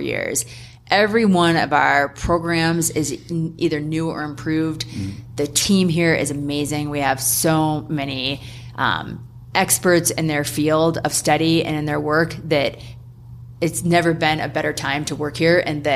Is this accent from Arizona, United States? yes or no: no; South Dakota, United States; moved away; I'm from South Dakota. My family's still there. I love going home. Mom and dad have 4 miles of single track on the land that we grew up on.